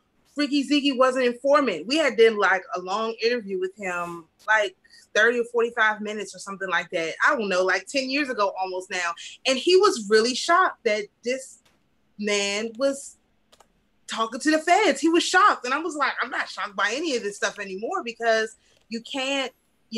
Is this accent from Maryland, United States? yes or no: yes; PG County, Maryland, United States; I'm from Maryland. So that's, my dad is from Salisbury